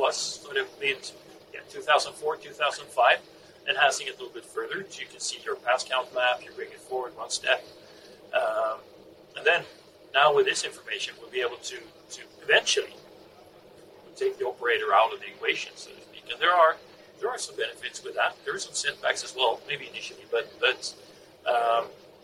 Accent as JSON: {"language": "English", "town": "Karlskrona", "region": "Blekinge", "country": "Sweden", "tie": "born or raised there", "said": "Swedish national, born and raised in Karlskrona with the Dynapack factories"}